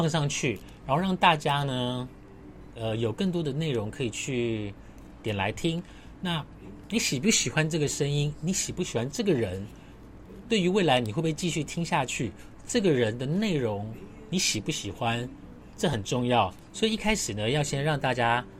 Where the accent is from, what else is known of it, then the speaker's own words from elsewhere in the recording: Su'ao, Yilan County, Taiwan; now in Taipei, Taiwan; 如果你真我问我我老家在哪里，我的老家是在苏澳跟南方澳。那你问我为什么要继续待在台北？